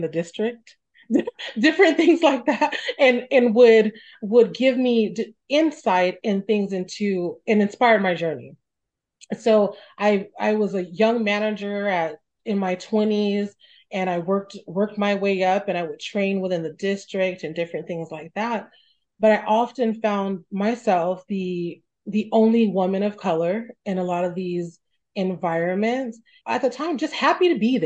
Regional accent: Stockton, California, United States; I grew up in Stockton, came from a very humble background

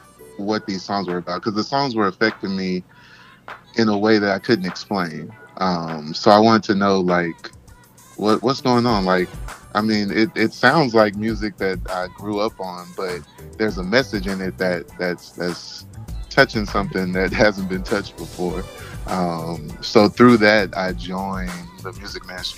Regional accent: Houston, Texas, United States; born and raised in Houston, Texas.

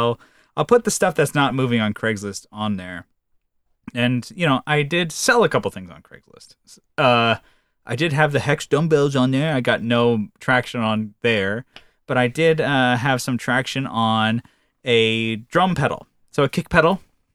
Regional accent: California, United States; And I'm from Northern California.

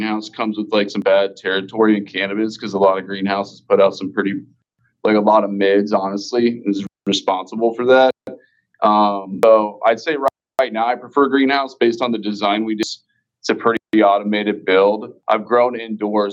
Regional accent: Kansas, United States; now in Missouri, United States; I was from Kansas

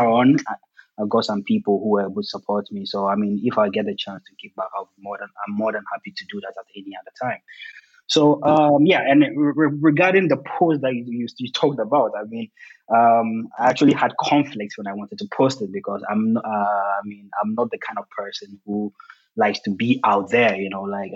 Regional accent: Ghana; moved away as an adult; now in Germany; I'm originally from Ghana.

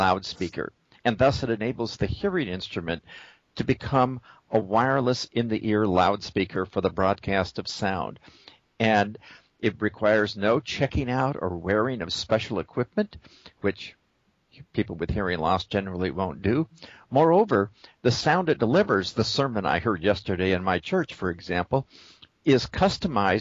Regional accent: Seattle, Washington, United States; when I was a child growing up in Seattle

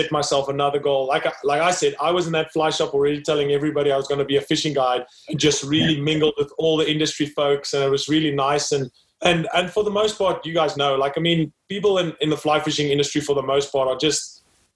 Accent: South Africa; born and raised in South Africa, grew up there, studied there

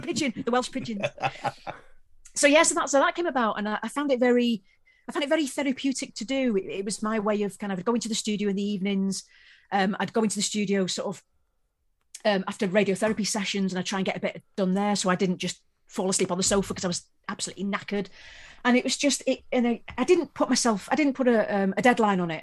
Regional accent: Wales, United Kingdom; I come from Wales

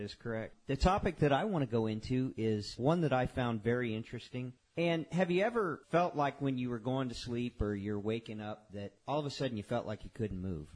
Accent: Homestead, Florida, United States; I grew up in Homestead

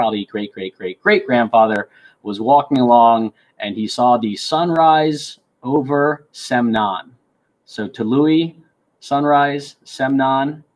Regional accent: Carmel, California, United States; I was born in Carmel, California, a child of the revolution in Iran

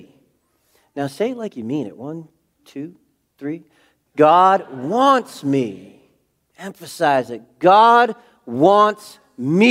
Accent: New England, United States; I'm from New England

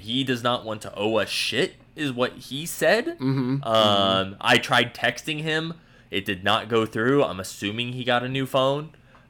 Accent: Arizona, United States; I'm from Arizona.

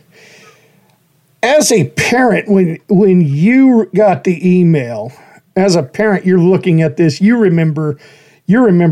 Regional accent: Horseshoe Bend, Idaho, United States; moved away as an adult; I grew up in Horseshoe Bend

